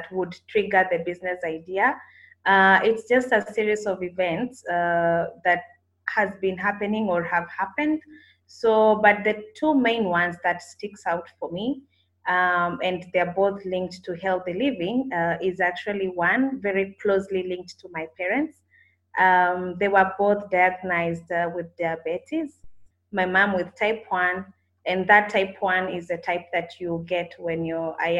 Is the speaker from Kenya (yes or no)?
yes; Kenya; moved away as an adult; now in Kampala, Uganda; I'm actually a Kenyan who relocated to Kampala 3 years ago